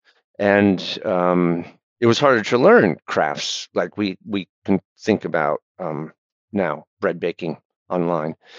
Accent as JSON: {"language": "English", "region": "Michigan", "country": "United States", "tie": "born or raised there", "also_born_or_lived": "Providence, Rhode Island", "moved": "yes", "lives_now": "Rhode Island, United States", "said": "I grew up in Michigan in the 70s and in 80s"}